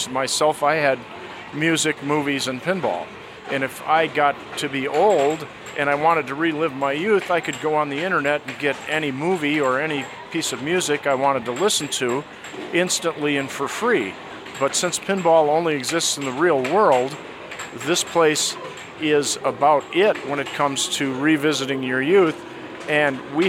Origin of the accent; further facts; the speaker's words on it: Michigan, United States; I grew up in Michigan